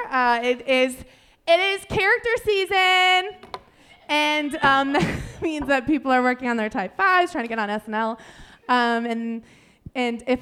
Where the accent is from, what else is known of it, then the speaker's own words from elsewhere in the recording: Chicago, Illinois, United States; I'm, I'm from Chicago.